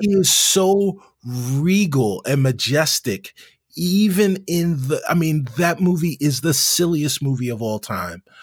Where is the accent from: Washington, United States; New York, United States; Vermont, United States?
New York, United States; as a New Yorker